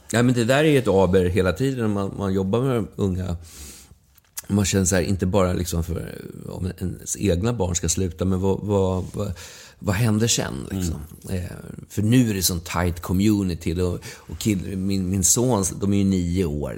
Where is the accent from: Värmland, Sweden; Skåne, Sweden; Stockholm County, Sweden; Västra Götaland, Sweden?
Stockholm County, Sweden; Huddinge; also born or lived in Järvsö; now in Stockholm, Sweden; på Dagstigen där jag växte upp i Huddinge